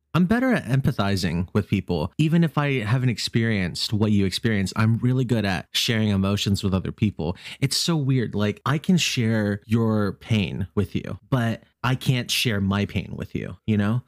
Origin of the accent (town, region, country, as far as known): Virginia, United States